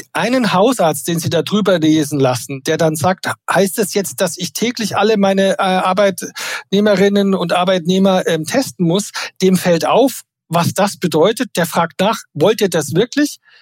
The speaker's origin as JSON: {"language": "German", "region": "Bavaria", "country": "Germany", "said": "Ich bin Bayer."}